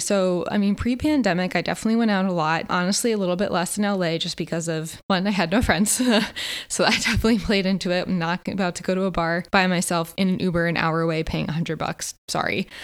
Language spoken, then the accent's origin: English; Connecticut, United States; moved away as an adult; also born or lived in Philadelphia, Pennsylvania; now in Los Angeles, United States; I grew up on the East Coast my whole life, you know, grew up in Connecticut, lived in Philly.